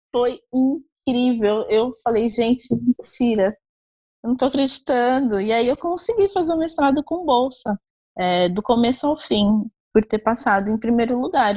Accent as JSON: {"language": "Portuguese", "town": "Osasco", "region": "São Paulo", "country": "Brazil", "tie": "born or raised there", "said": "Eu sou nascida, eu nasci no centro de São Paulo, mas eu morei em Osasco, fui criada em Osasco, na Grande São Paulo"}